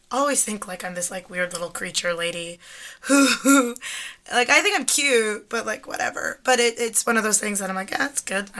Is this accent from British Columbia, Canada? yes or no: no; Toronto, Ontario, Canada; because I grew up in Toronto.